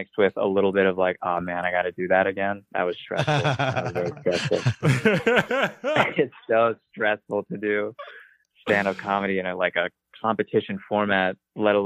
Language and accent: English; Vermont, United States; I'm just from Vermont